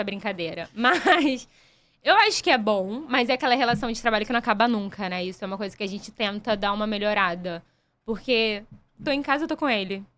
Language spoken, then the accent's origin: Portuguese; São Gonçalo, Rio de Janeiro, Brazil; eu sou de São Gonçalo